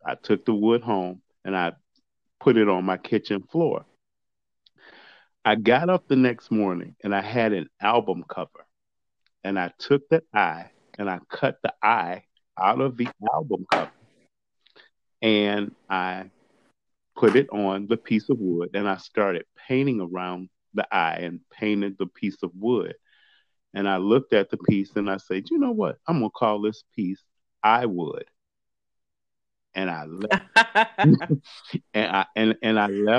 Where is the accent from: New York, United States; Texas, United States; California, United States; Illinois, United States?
Illinois, United States; Chicago; now in Stow, United States; I am currently living in Stowe, Ohio, but I'm originally from Chicago, Illinois. And that's where I was born, raised, and grew up, in Chicago